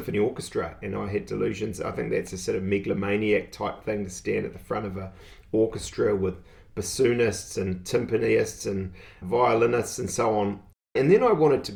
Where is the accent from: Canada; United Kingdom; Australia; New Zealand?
New Zealand; Auckland; moved away as an adult; now in Tauranga, New Zealand; I grew up in West Auckland. So I'm a Westie originally. Obviously, I've been in Tauranga here for 20 years